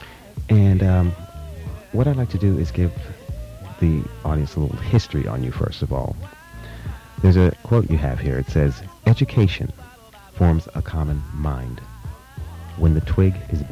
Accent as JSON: {"language": "English", "town": "New York City", "region": "New York", "country": "United States", "tie": "born or raised there", "moved": "yes", "said": "New York. I'm a New Yorker. Mm-hmm. Born in Brooklyn"}